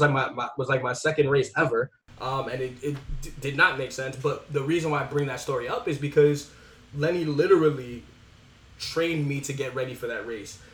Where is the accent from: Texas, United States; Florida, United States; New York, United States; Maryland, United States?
New York, United States; New York City; born and raised in the Bronx